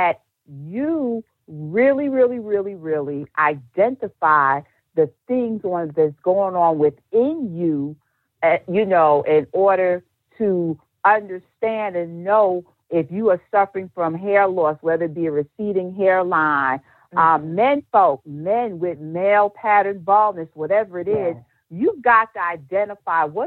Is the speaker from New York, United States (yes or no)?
yes; New York City, New York, United States; a known hairstylist in the NYC, my hometown